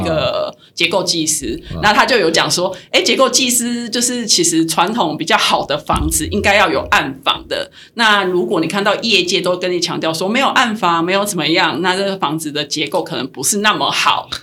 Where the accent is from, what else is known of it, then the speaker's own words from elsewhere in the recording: Tainan, Taiwan; also born or lived in Taipei; now in Kaohsiung, Taiwan; 虽然我是台南人，然后我又在高雄住